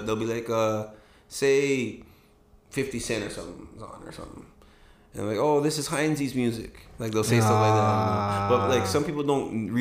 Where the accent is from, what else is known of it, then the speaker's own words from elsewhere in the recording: Toronto, Ontario, Canada; I grew up in Toronto.